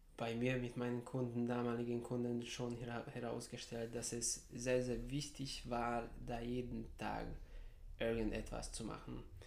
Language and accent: German; Serbia; moved away as an adult; now in Heidelberg, Germany; Ich bin in Serbien geboren, dort aufgewachsen.